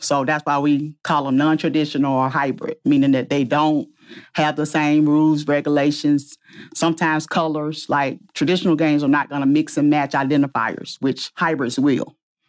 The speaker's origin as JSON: {"language": "English", "town": "Atlanta", "region": "Georgia", "country": "United States", "tie": "born or raised there", "said": "I grew up in Atlanta"}